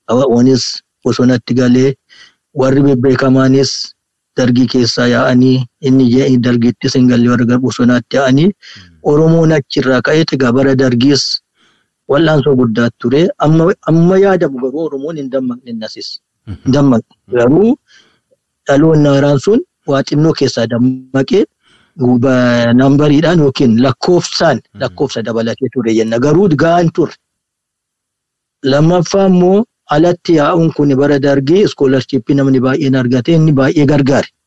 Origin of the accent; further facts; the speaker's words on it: Ambo, Oromia, Ethiopia; Amboottan dhaladhe